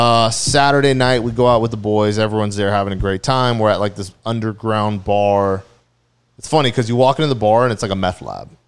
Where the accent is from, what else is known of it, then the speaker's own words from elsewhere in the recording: Orange County, California, United States; from Orange County.